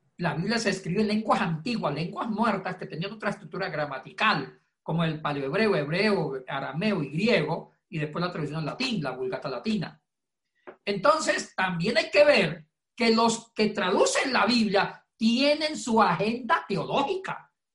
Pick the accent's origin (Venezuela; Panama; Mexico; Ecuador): Ecuador; now in Puerto Rico; es compatriota, hincha de la Liga de Quito